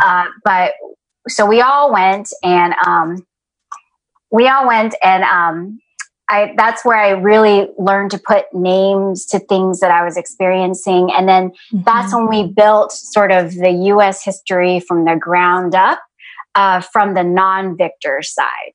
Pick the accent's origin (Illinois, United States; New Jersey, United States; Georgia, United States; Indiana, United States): Georgia, United States; Atlanta; moved away as an adult; also born or lived in San Jose, California / Ohio; now in North Carolina, United States; even though I was born in San Jose, California, I mostly grew up in Atlanta, Georgia.